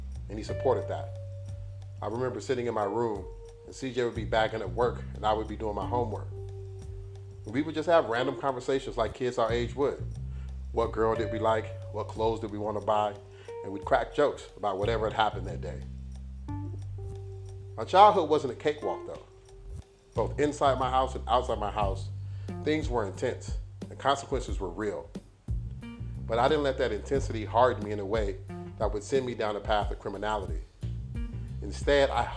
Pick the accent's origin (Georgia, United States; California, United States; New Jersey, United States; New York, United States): California, United States; Los Angeles; born and raised in Los Angeles